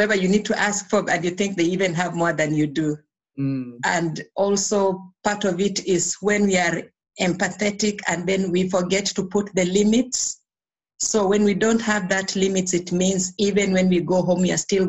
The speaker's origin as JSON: {"language": "English", "country": "Kenya", "tie": "born or raised there", "said": "I was born in Kenya. I went to school in Kenya"}